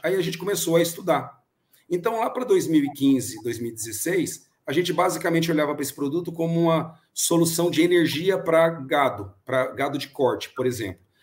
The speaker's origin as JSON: {"language": "Portuguese", "country": "Brazil", "said": "como bom brasileiro"}